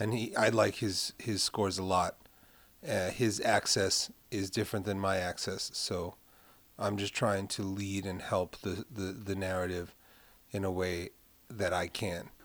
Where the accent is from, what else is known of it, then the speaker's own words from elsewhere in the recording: New York City, New York, United States; I'm from Carroll Gardens